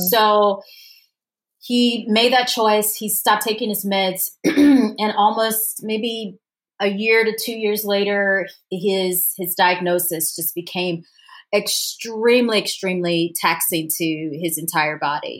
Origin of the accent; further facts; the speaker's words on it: Louisiana, United States; moved away; also born or lived in Washington, D.C.; I'm from the South. I'm from Louisiana